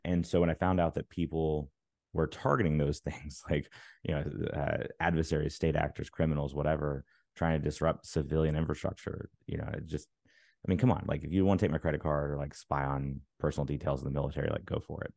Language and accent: English; Alabama, United States; now in Maryland, United States; I live in Maryland now, but I'm from Alabama.